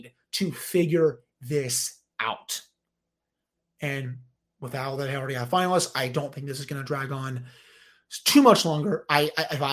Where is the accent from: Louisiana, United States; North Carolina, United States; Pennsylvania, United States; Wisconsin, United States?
Pennsylvania, United States; Philadelphia; I was born in Philly